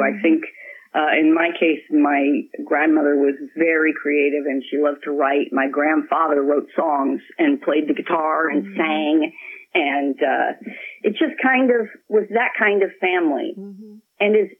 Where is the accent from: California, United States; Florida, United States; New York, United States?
California, United States; Blake and I both grew up in California here